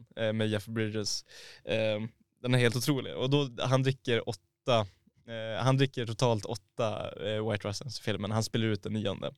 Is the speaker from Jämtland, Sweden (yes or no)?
no; Boden, Norrbotten County, Sweden; moved away; när jag var hemma i Boden nu förra helgen